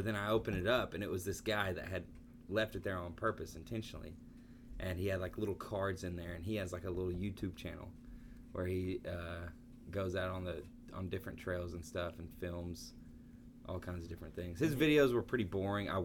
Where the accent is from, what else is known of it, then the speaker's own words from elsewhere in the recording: Georgia, United States; I grew up close to National Forest in Georgia